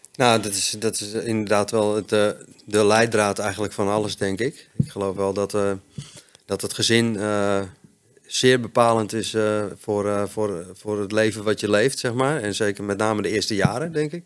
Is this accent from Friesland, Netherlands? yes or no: yes; Friesland, Netherlands; also born or lived in Hoogeveen, Drenthe; ik ben opgegroeid in Friesland